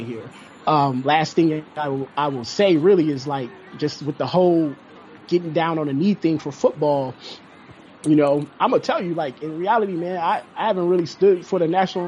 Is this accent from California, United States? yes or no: no; Cleveland, Ohio, United States; I'm from Cleveland, and Cleveland is a very segregated city.